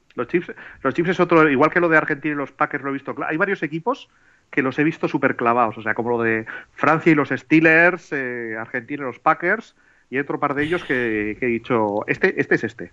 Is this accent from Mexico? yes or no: no; Bilbao, Basque Country, Spain; yo soy de Bilbao